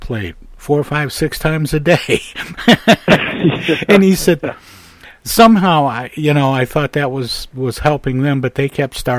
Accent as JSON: {"language": "English", "region": "Midwest", "country": "United States", "tie": "born or raised there", "said": "I was raised in the Midwest, and it doesn't feel like I've had a meal unless I've had meat and potatoes."}